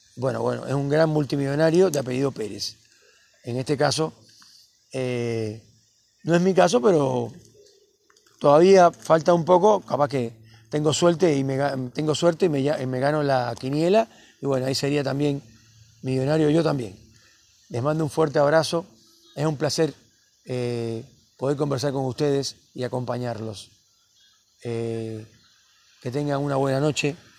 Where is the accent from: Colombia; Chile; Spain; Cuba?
Cuba; moved away as an adult; now in Cipolletti, Argentina; A mí todo el mundo me dice el cubano, el cubano